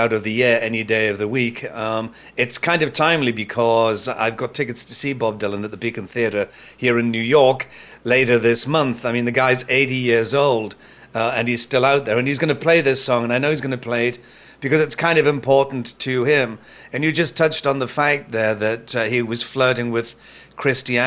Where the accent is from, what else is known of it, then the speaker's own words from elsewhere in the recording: Newcastle upon Tyne, North East England, United Kingdom; my hometown in the city of Newcastle in the UK